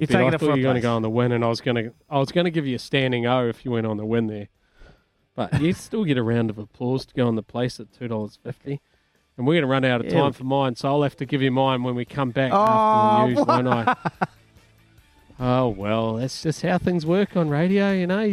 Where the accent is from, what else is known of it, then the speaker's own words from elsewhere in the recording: Dunedin, Otago, New Zealand; growing up in Dunedin, just not far from where I lived, was the Martin family